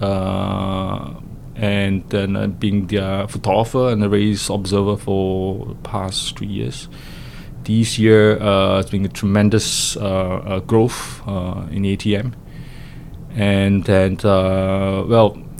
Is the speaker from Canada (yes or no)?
no; Ipoh, Perak, Malaysia; now in Singapore; I grew up in Ipoh, Malaysia. That's my hometown.